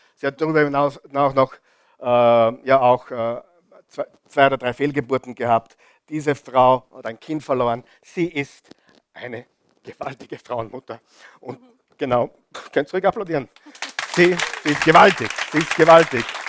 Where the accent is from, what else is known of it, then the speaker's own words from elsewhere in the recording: Mühlviertel, Upper Austria, Austria; Bei uns im Mühlviertel